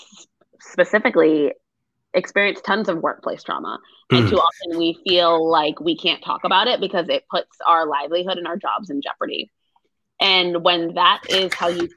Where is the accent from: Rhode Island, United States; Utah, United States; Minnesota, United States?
Rhode Island, United States; moved away as an adult; now in Austin, United States; So I am from Rhode Island. I grew up there, lived there my whole life. I moved here in 2017